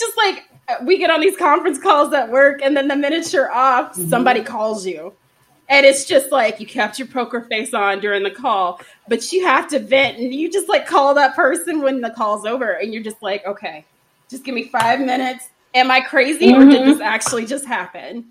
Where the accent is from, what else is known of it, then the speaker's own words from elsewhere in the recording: Texas, United States; I'm from Texas